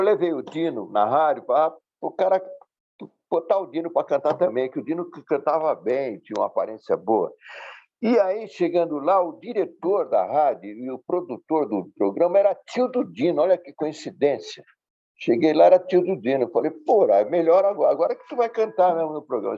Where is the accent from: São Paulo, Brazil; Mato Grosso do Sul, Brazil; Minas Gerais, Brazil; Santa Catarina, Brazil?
São Paulo, Brazil; Santos; Eu sou de Santos, natural de Santos